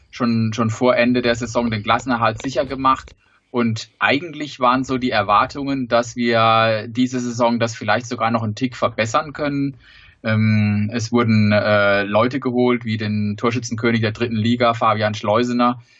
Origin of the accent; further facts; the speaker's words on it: Sandhausen, Baden-Württemberg, Germany; ich komme aus Sandhausen, wohne, wohne in Sandhausen, von daher ergibt sich das fast von alleine. Der SV Sandhausen ist mein Heimatverein, da war ich schon als kleiner Junge unterwegs.